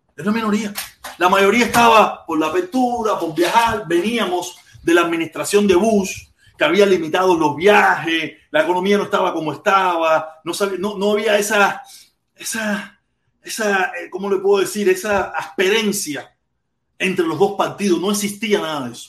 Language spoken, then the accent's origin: Spanish; Cuba; moved away; yo quiero estar en mi país